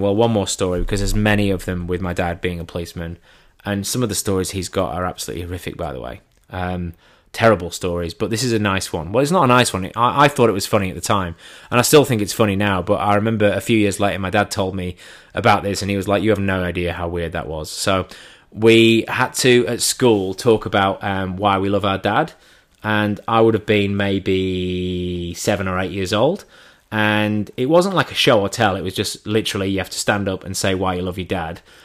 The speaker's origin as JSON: {"language": "English", "region": "England", "country": "United Kingdom", "said": "I'm English."}